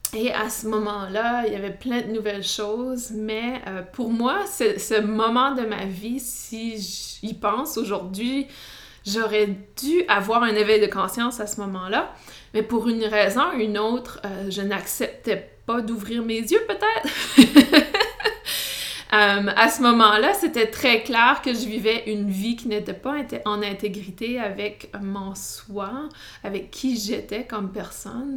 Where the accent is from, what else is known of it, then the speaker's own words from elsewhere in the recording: New Brunswick, Canada; accent: Canadian, Acadian; Vous allez sûrement entendre mon accent canadien. Et non, je ne suis pas du Québec, mais plutôt du Nouveau-Brunswick. Et euh, j'ai grandi euh, dans une communauté francophone